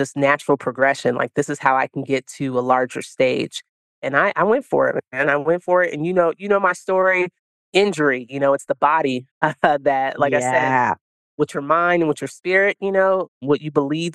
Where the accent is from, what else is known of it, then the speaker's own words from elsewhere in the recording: the Bay Area, California, United States; also born or lived in Italy; my hometown